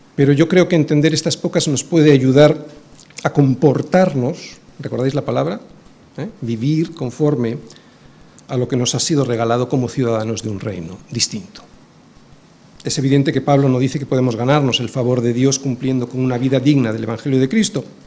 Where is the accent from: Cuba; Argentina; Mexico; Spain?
Spain; also born or lived in Bilbao; nuestra condición aquí en España, como no, como españoles porque lo somos